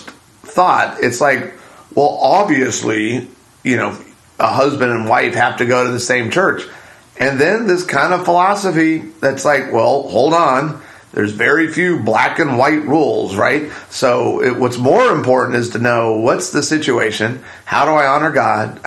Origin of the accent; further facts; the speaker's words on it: Arizona, United States; the church that my parents really loved growing up in Arizona